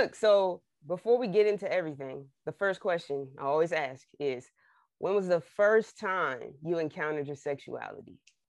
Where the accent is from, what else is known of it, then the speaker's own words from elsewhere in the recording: Trenton, New Jersey, United States; now in Los Angeles, United States; I'm from Trenton, New Jersey.